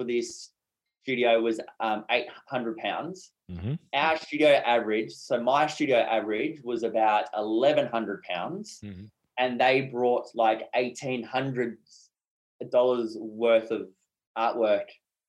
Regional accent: Brisbane, Queensland, Australia; also born or lived in Whitsundays, Queensland; I'm from Brisbane, Australia.

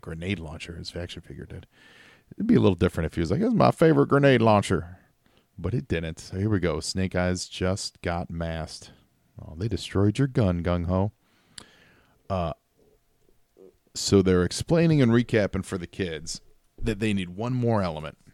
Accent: Chicago, Illinois, United States; I'm from Chicago

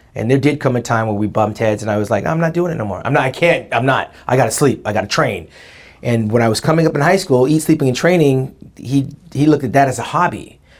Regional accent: Orange County, California, United States; I come from Lily White, Orange County.

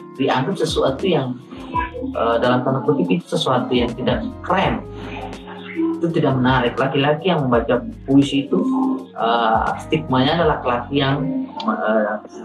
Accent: Seram Island, Maluku, Indonesia; dari SD waktu di kampung BK kampungnya Tihurale itu salah satu negeri yang ada di Pulau Seram

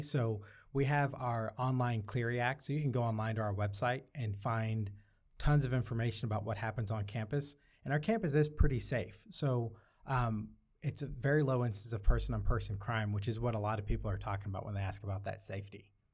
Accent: Syracuse, New York, United States; also born or lived in Arkansas; now in Seattle, United States; I was born in Syracuse, New York, but I'm here, um, by way of Arkansas.

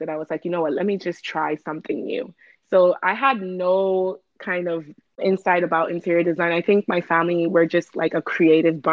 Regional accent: Ghana; moved away; I'm from Ghana, born and raised

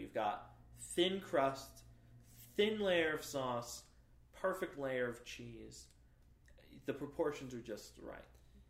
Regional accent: New York, United States; moved away as an adult; now in Provo, United States; I'm from New York.

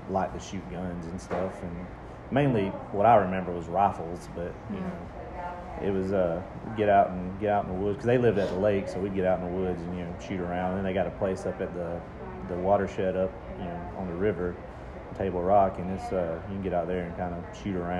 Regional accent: Berea, United States; we grew up in Berea.

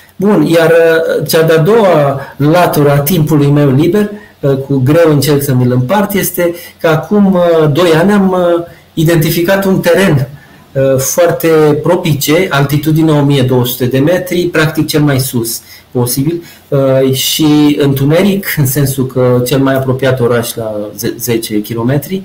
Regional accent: Romania; moved away; also born or lived in Antofagasta, Chile; suntem români

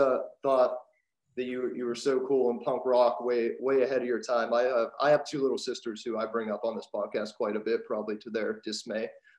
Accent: Pittsburgh, Pennsylvania, United States; I'm from Pittsburgh.

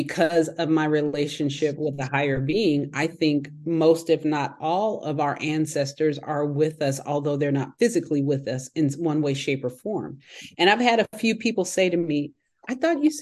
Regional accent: Bay Area, right outside of San Francisco, California, United States; I was born and raised in the metropolitan area of the Bay Area. I was born and raised in right outside of San Francisco.

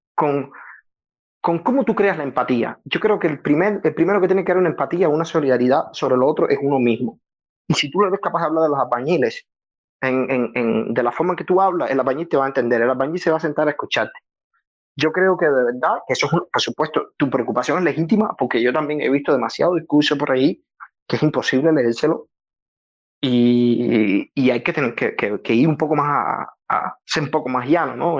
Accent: Havana, Cuba; yo soy de Santa Fe, playa, vengo ahí de la playa y, he vivido toda mi vida

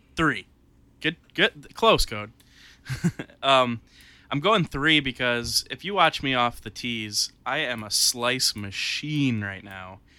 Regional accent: Warsaw, United States; my hometown

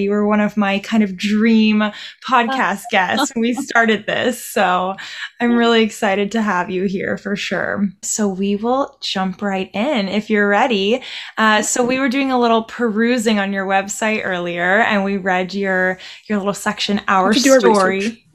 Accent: Panama City, Florida, United States; I'm from Panama City in the Panhandle.

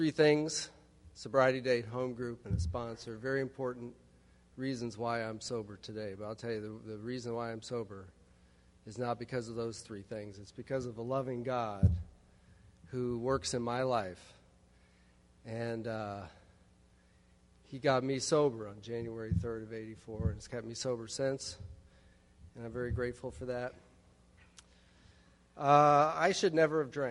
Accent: Chicago, Illinois, United States; moved away as an adult; also born or lived in Arlington, Texas / Florida; now in Tallahassee, United States; I'm from Chicago, Illinois, over by there. And I moved to Florida 5 weeks ago

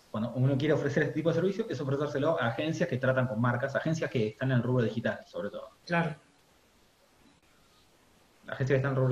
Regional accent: Spain; porque como soy español me van a decir, eh, que sabés vos del mate

